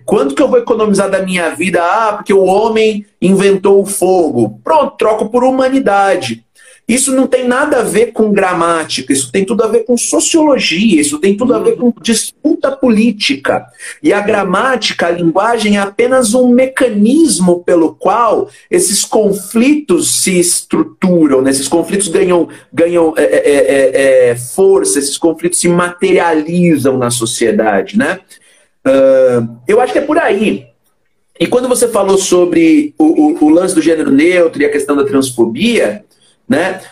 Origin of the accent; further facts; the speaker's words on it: Brazil; a minha nacionalidade, é isso, a minha nacionalidade é brasileiro